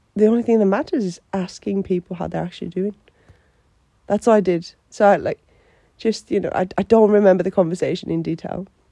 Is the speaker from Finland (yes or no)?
yes; Finland; English is a second language; moved away as an adult; also born or lived in Australia; now in Newcastle, United Kingdom; I'm from Finland